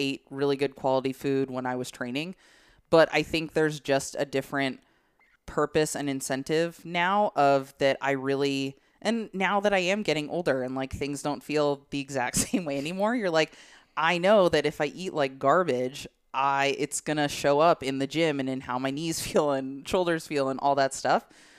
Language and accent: English; Illinois, United States; moved away; I am from the Midwest.